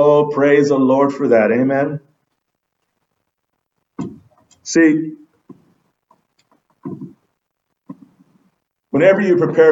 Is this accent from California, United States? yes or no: yes; Southern California, United States; we're from Southern California